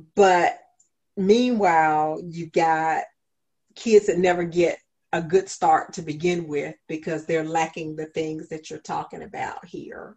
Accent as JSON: {"language": "English", "town": "Augusta", "region": "Georgia", "country": "United States", "tie": "born or raised there", "also_born_or_lived": "Richmond, Virginia / Williamsburg, Virginia", "said": "this is my hometown"}